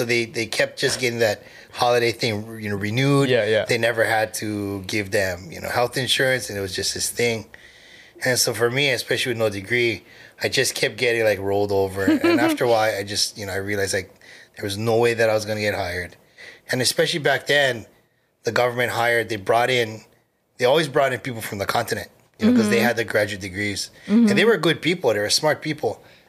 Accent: Honolulu, Hawaii, United States; also born or lived in Hilo; born and raised in Manoa.

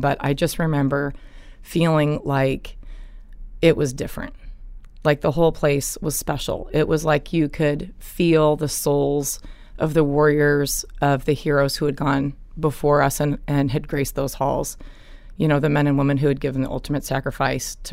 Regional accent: Evergreen, Colorado, United States; I grew up in a little town called Evergreen. It's in Colorado.

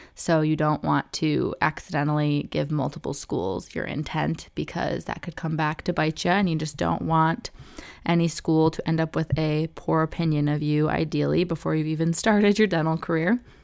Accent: Michigan, United States; I picked U of M because I'm from Michigan, so it was in state tuition

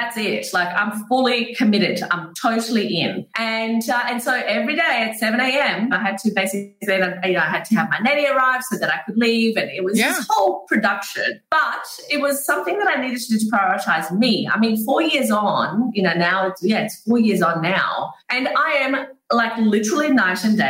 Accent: Brazil; moved away; I grew up in Brazil

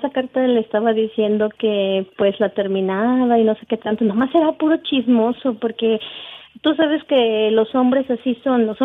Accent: San Juan del Río, Querétaro, Mexico; De San Juan del Río. Vengo de San Juan del Río

